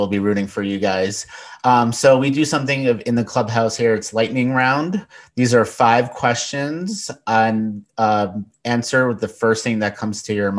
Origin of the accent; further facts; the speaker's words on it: New York, United States; moved away; I'm originally from New York